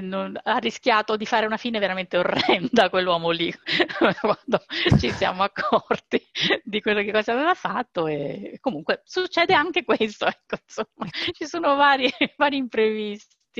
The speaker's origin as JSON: {"language": "Italian", "town": "Rome", "region": "Lazio", "country": "Italy", "tie": "born or raised there", "moved": "as an adult", "said": "io fino a quasi 40 anni sono stata a Roma, io sono di Roma e stavo lì."}